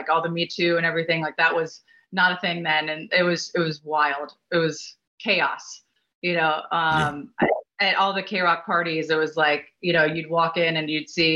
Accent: Pittsburgh, Pennsylvania, United States; moved away as an adult; also born or lived in Los Angeles; I was from Pittsburgh

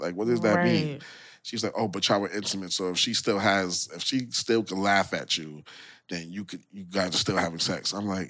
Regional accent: New York City, New York, United States; I'm from Brooklyn.

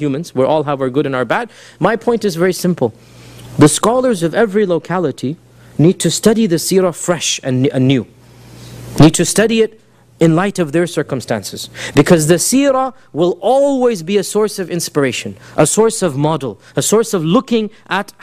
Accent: United States; we as American Muslims

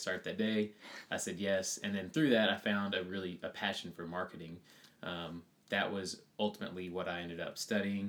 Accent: Shreveport, Louisiana, United States; moved away as an adult; now in Baton Rouge, United States; I'm originally from Shreveport, Louisiana. And I moved to Baton Rouge

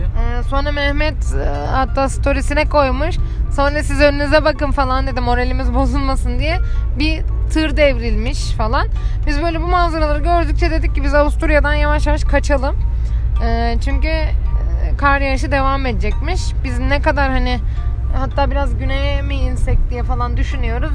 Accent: İzmir, Turkey; bir İzmirli olarak hiç kar tecrübem neredeyse yok

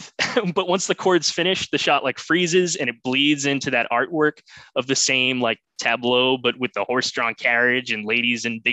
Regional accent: Boston, Massachusetts, United States; I am from Boston

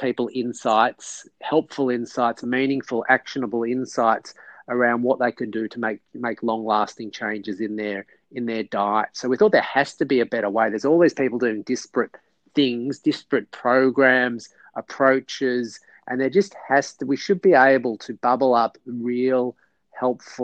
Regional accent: Melbourne, Victoria, Australia; also born or lived in New York; I am born and bred in Melbourne

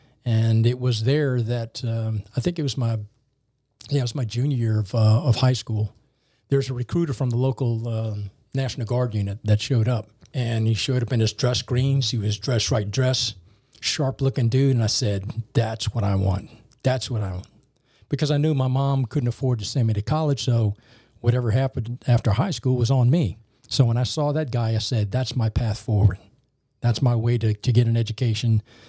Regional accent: New Orleans, Louisiana, United States; When I was a young man growing up in Algiers, it was in the late 60s and early 70s.

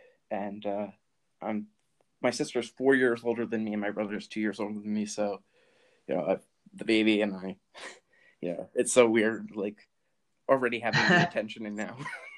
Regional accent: New Jersey, United States; And I think that's just like growing up in Jersey, I guess.

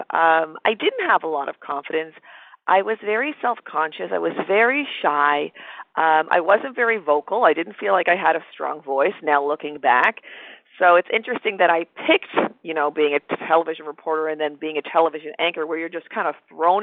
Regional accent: Toronto, Ontario, Canada; moved away; I'm originally from Toronto, Canada

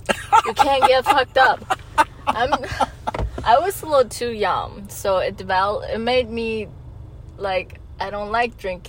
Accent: Hohhot, Inner Mongolia, China; moved away; I'm from Inner Mongolia. So it's still China. Okay. I'm from the capital city.

